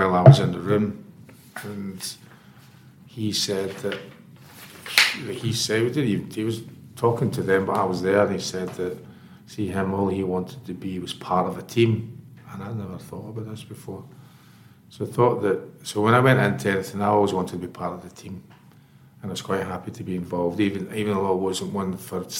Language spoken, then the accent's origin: English; Scotland, United Kingdom; moved away as an adult; I was on a train that afternoon back to Scotland. And 2 weeks later, I was at university and signed part-time for a club not far from my hometown called Morwell